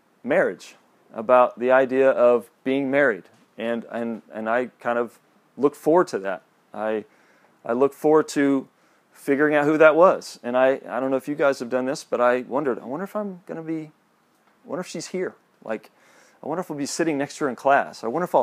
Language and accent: English; Kansas City, Kansas, United States; moved away as an adult; also born or lived in Joplin, Missouri; I grew up in Kansas City, Kansas